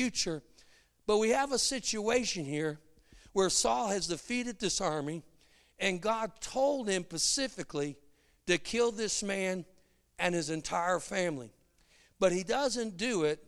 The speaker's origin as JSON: {"language": "English", "town": "Chicago", "region": "Illinois", "country": "United States", "moved": "yes", "said": "I'm from Chicago"}